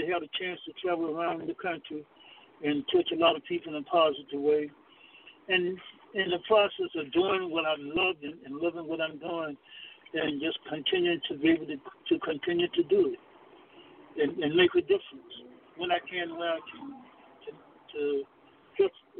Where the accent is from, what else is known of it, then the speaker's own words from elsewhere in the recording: Alabama, United States; I grew up in the South, in Alabama.